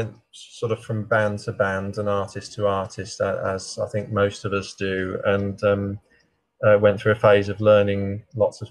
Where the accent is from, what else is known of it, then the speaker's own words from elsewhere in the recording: Birmingham, West Midlands, United Kingdom; now in Dorset, United Kingdom; I'm from Birmingham